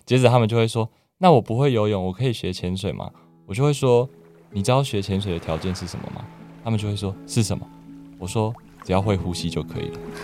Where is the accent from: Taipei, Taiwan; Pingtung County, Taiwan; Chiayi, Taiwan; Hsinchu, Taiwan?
Taipei, Taiwan; moved away as an adult; also born or lived in southern Taiwan; 我是台北人，不过现在在南部工作跟生活